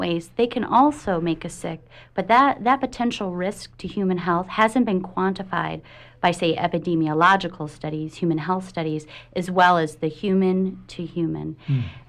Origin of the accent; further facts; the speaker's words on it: Midwest, United States; moved away as an adult; now in Maine, United States; I hail from the Midwest